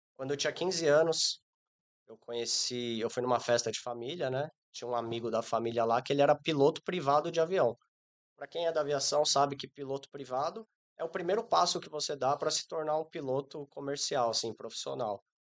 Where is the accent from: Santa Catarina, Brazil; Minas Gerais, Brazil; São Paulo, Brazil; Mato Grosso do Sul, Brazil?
São Paulo, Brazil; moved away as an adult; also born or lived in Nepal; eu sou natural de São Paulo